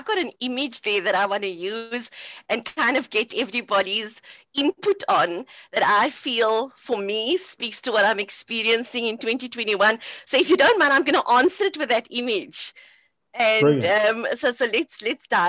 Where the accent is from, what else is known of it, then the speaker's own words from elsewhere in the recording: Cape Town, Western Cape, South Africa; So growing up in Cape Town on the Cape Flats